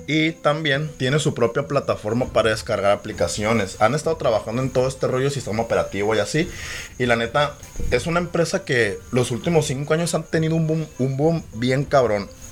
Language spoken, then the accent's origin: Spanish; Ciudad Obregón, Sonora, Mexico; aquí en nuestra ciudad, obviamente como el nombre de nuestro podcast lo dice, somos de Obregón, Sonora, México.